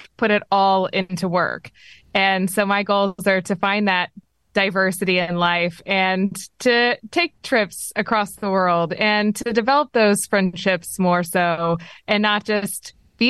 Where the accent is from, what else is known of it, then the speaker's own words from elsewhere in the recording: Texas, United States; I'm from Texas